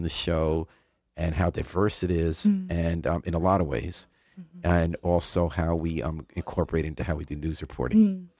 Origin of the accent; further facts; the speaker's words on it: White Plains, New York, United States; I didn't grow up here. Where'd {S2} you grow up? {S0} White Plains, New York.